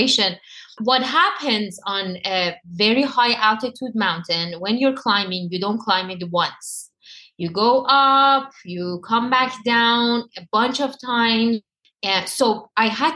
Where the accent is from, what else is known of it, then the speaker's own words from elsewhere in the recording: Iran; moved away; It was all the trauma that happened to me all my life, growing up in Iran, dealing with everything that I had to dealt with in Iran